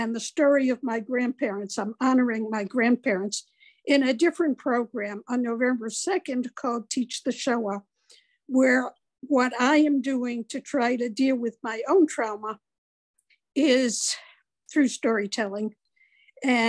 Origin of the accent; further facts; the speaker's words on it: United States; I was raised in America